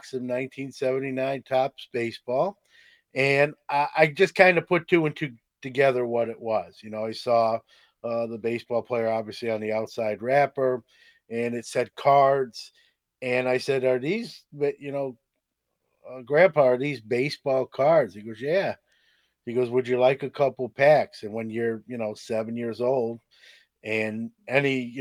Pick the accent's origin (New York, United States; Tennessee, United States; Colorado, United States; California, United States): New York, United States; New York City; Brooklyn, New York. So I'm a Brooklyn born and raised